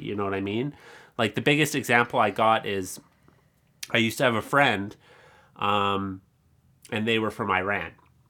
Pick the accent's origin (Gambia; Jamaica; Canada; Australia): Canada; I am from Canada. I was born here.